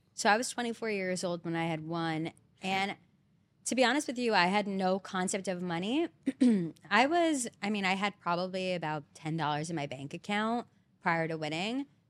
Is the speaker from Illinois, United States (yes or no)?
no; Belmar, New Jersey, United States; moved away as an adult; now in Hoboken, United States; I'm originally basically from the Jersey Shore